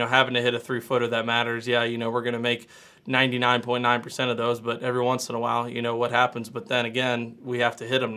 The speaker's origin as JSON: {"language": "English", "town": "Louisville", "region": "Kentucky", "country": "United States", "tie": "born or raised there", "said": "growing up in Louisville"}